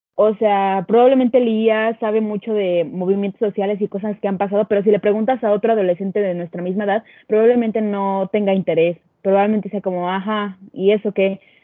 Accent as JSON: {"language": "Spanish", "country": "Mexico", "said": "nosotros como mexicanos"}